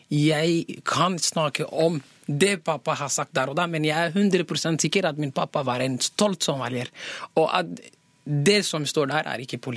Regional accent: Norway; Hallo, jeg er norsk.

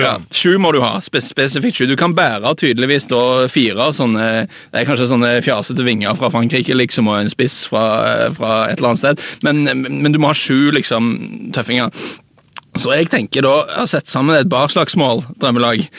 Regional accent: Jæren, Rogaland, Norway; Jeg er fra, fra Jæren

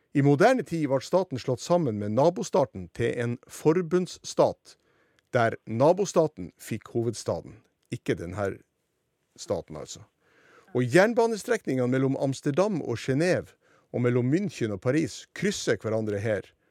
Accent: Sortland, Nordland, Norway; kinoen på Sortland, der jeg gikk på videregående skole den tida

